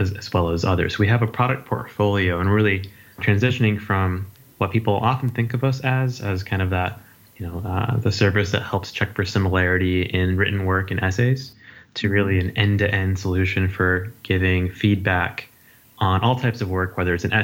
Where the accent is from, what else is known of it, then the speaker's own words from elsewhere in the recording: Las Vegas, Nevada, United States; moved away as an adult; also born or lived in Berkeley, California; I grew up in Las Vegas, and I came out to University of California, Berkeley for undergrad and my PhD as well